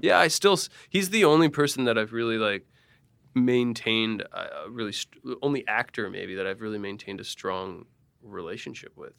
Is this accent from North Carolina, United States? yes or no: no; Allentown, Pennsylvania, United States; Allentown, Pennsylvania